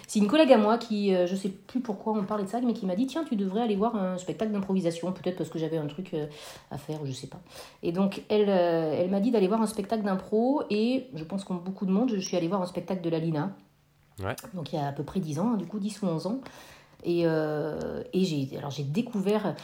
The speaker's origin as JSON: {"language": "French", "area": "Corrèze", "region": "Nouvelle-Aquitaine", "country": "France", "tie": "born or raised there", "moved": "yes", "lives_now": "Nantes, France", "said": "j'ai grandi en Corrèze"}